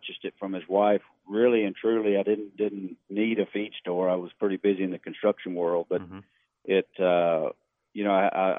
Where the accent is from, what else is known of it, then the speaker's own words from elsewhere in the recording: Livingston, Texas, United States; We grew up in Livingston, Texas.